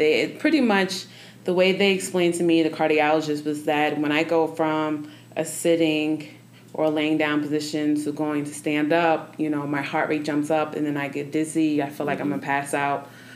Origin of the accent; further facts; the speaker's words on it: New York, United States; now in Denver, United States; I'm from New York. So okay. Coming here to Denver, Colorado